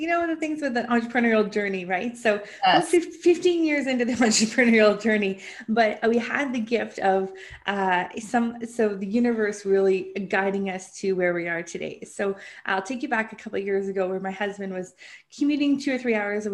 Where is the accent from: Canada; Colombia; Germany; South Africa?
Canada; I'm from Canada